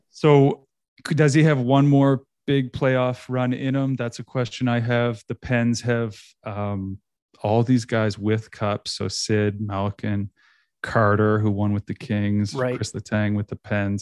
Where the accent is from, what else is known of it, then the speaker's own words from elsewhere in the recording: Nova Scotia, Canada; moved away as an adult; now in Toronto, Canada; I'm originally from Nova Scotia